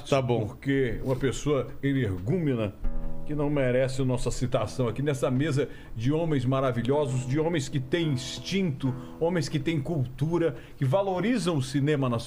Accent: Rio de Janeiro, Brazil; pô, sou carioca, meu irmão, dois quilos, caralho.

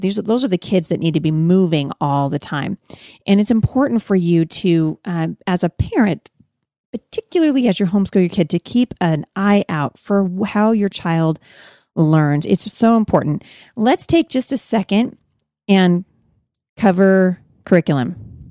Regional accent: Pacific Northwest, United States; I'm from the Pacific Northwest

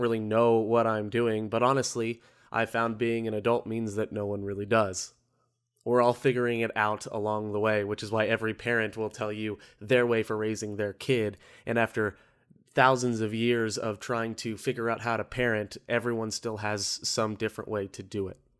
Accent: Orlando, Florida, United States; I'm from Orlando

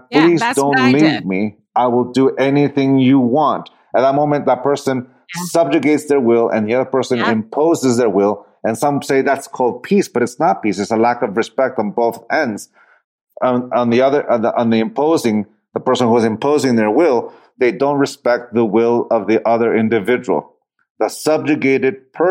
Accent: San Diego, California, United States; also born or lived in Tijuana, Mexico; I grew up in the city, I grew up in San Diego and Tijuana

